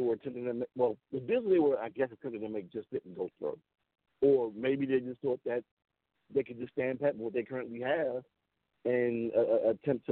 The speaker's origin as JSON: {"language": "English", "town": "Washington", "region": "District of Columbia", "country": "United States", "tie": "born or raised there", "said": "my hometown Nats"}